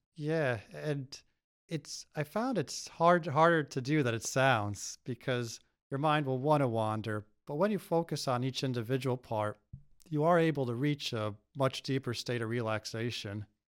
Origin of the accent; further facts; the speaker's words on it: United States; I grew up here